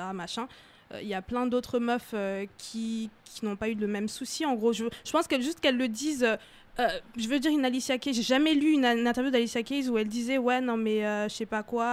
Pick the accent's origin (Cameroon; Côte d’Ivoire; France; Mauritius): Cameroon; moved away; j'ai grandi en Afrique